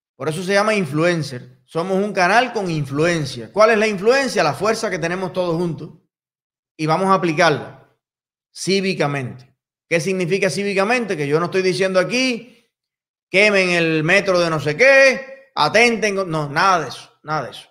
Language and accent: Spanish; Cuba; mi pueblo de Cuba